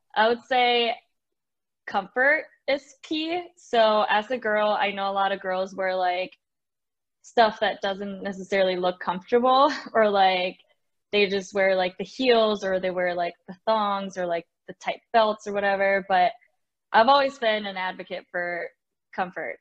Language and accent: English; Mexico; also born or lived in Wisconsin; now in Arizona, United States; I'm from Mexico